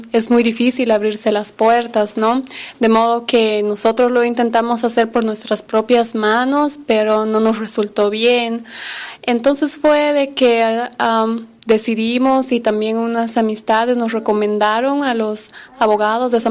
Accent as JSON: {"language": "Spanish", "country": "United States", "said": "como les dije, habíamos llegado de Bolivia. yo soy americana y mi esposo estaba viniendo acá como turista"}